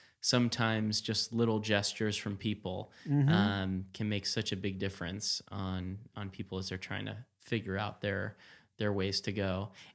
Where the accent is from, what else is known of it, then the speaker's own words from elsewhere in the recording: New York, United States; I grew up in Rockland County outside New York City.